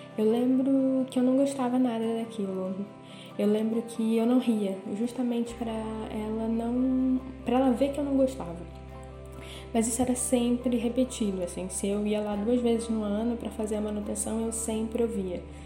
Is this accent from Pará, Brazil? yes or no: yes; Belém, Pará, Brazil; moved away as an adult; now in Porto, Portugal; eu sou de Belém do Pará, mas moro no Porto, em Portugal, faz mais ou menos uns 4 anos